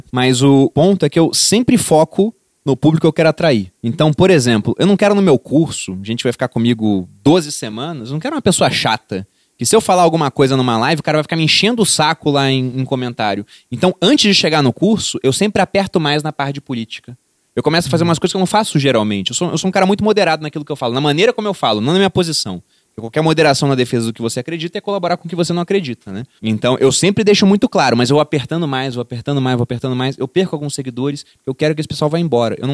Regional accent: Rio de Janeiro, Brazil; porque eu vim do Rio de Janeiro e eu vi o que é né, ter Estado lá.

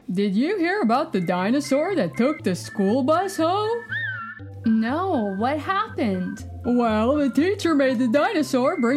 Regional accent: Australia; I'm five years old. I am from Australia.

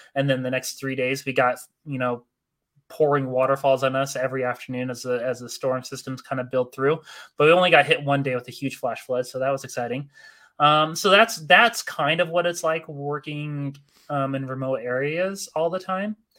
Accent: Northern Utah, United States; also born or lived in Arizona; I grew up in Northern Utah. Uh, I initially came from Arizona as a kid

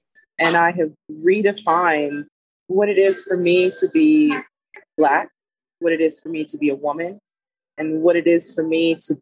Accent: Los Angeles County, California, United States; moved away as an adult; now in Alabama, United States; I am originally from California, Los Angeles County, and I moved to Alabama 8 years ago now

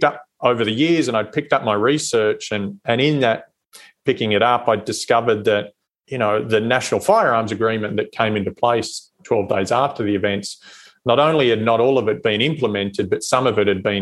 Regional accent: Australia; moved away as an adult; now in United States; as an Australian

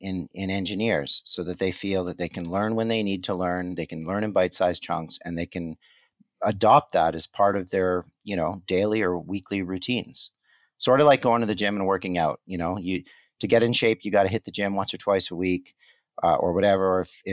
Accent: Montreal, Quebec, Canada; born there; I was born in Montreal, so I won't hold it against you, but I'm a Habs fan.

